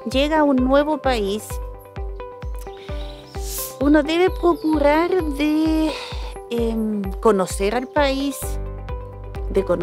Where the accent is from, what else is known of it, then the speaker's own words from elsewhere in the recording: Colombia; now in Chile; cuando yo llegué de Colombia a Chile